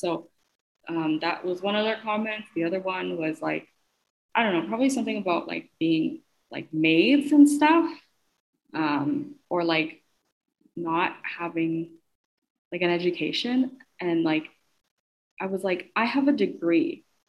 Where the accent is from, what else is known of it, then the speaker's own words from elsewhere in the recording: Philippines; I'm not uneducated just because I'm Filipino.